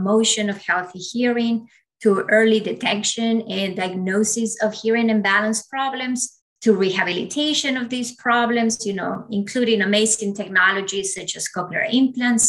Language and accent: English; Ecuador; first language Spanish; English is a second language; moved away; also born or lived in United States / Australia; I was born and raised in Ecuador. So you can imagine Spanish is my first language